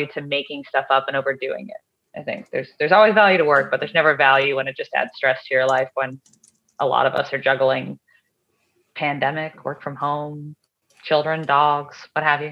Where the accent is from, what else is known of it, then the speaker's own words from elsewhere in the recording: outside of Boston, Massachusetts, United States; I was raised outside of Boston, Massachusetts